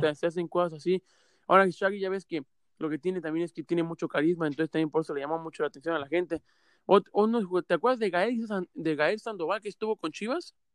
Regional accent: Mexico; uno como mexicano

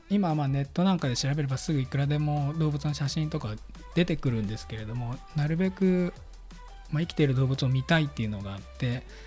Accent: Seto, Aichi, Japan; 私自身があの愛知県の瀬戸市の生まれ

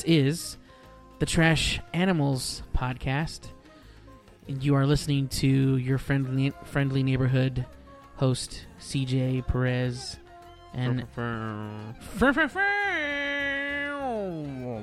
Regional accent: Weslaco, Texas, United States; now in Dallas, United States; Weslaco. That's my hometown. That's my hometown

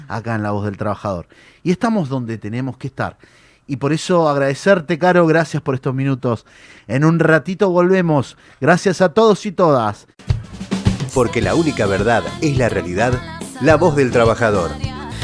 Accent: Argentina

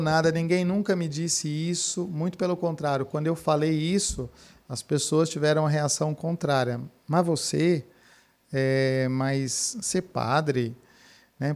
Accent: Franca, São Paulo, Brazil; also born or lived in Piracicaba; eu sou natural de Franca, ah. Cidade de Franca, cidade do calçado

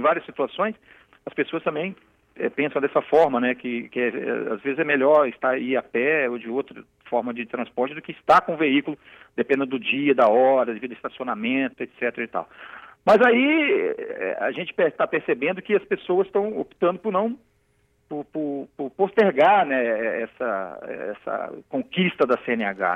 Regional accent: Cariacica, Espírito Santo, Brazil; sou de Cariacica, né, Campo Grande

